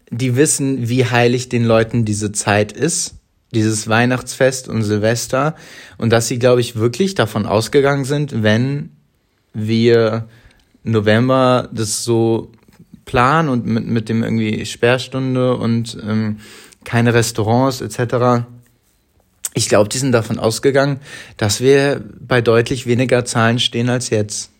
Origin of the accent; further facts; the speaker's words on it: Hamburg, Germany; Ich bin in Hamburg groß geworden, in der Nähe des Stadtparks